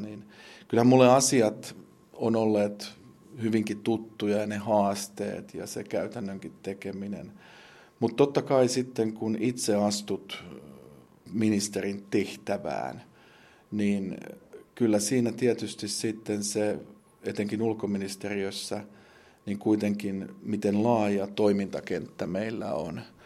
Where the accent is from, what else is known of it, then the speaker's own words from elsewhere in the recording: Lahti, Päijät-Häme, Finland; minun kotikaupungissani Lahdessani